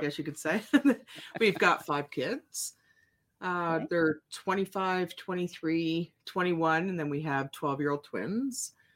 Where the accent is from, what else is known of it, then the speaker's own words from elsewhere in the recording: Ontario, Canada; moved away; I grew up in Ontario